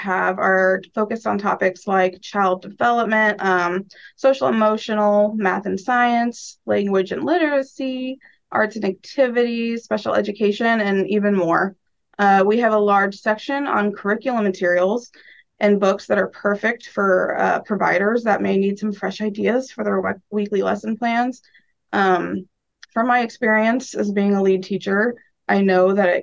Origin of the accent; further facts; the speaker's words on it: Omaha, Nebraska, United States; also born or lived in Lincoln, Nebraska; I grew up in Omaha, Nebraska